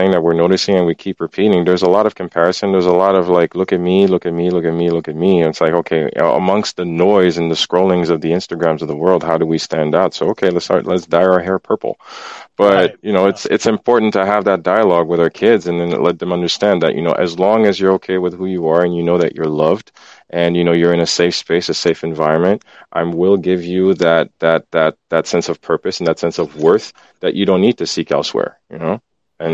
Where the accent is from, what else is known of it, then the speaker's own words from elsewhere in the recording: Port-au-Prince, Ouest, Haiti; moved away; I grew up in Haiti, Port-au-Prince